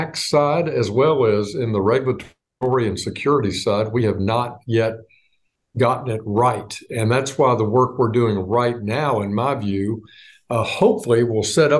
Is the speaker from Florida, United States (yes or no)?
no; Little Rock, Arkansas, United States; I grew up in Little Rock, Arkansas, and I'm a ninth generation Arkansan